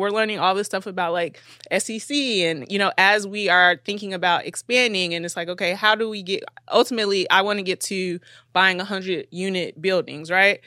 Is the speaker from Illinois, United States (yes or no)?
yes; Chicago, Illinois, United States; we're both from Chicago, so we know the city